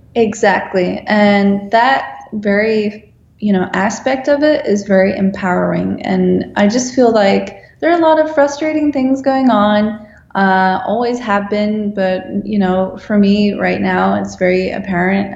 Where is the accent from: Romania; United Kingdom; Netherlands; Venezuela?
Netherlands; moved away as an adult; now in Los Angeles, United States; I'm a designer from the Netherlands. I'm now working in Los Angeles